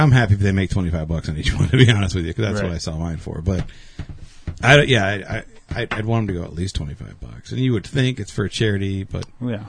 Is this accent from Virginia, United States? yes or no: no; Beloit, Wisconsin, United States; we're from Beloit